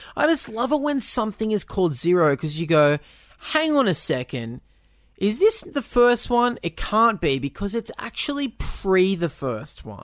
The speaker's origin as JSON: {"language": "English", "country": "Australia"}